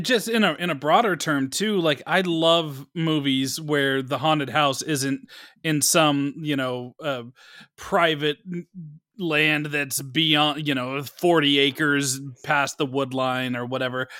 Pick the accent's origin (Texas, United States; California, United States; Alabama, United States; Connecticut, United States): California, United States; Bay Area; I grew up in the Bay Area